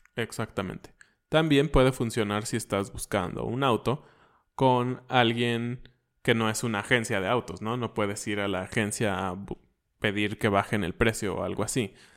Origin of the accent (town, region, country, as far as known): Mexico